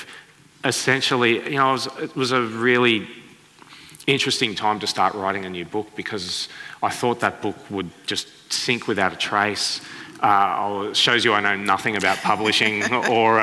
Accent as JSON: {"language": "English", "town": "Sydney", "region": "New South Wales", "country": "Australia", "tie": "born or raised there", "said": "the suburb where I grew up in Sydney"}